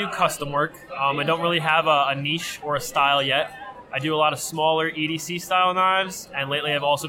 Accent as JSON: {"language": "English", "area": "Long Island", "region": "New York", "country": "United States", "moved": "as an adult", "lives_now": "Connecticut, United States", "said": "I am from Long Island, New York, recently moved to Connecticut, 24 years old"}